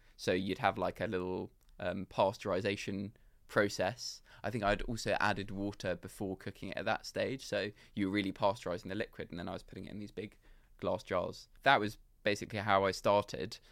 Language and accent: English; London, United Kingdom; I grew up in London